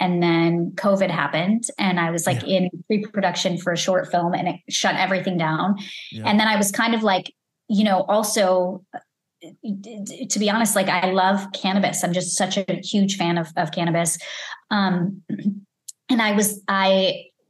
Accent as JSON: {"language": "English", "town": "Lombard", "region": "Illinois", "country": "United States", "tie": "born or raised there", "also_born_or_lived": "Elmhurst, Illinois", "moved": "as an adult", "lives_now": "Los Angeles, United States", "said": "I grew up in Lombard, Illinois, and I went to school in Elmhurst, Illinois"}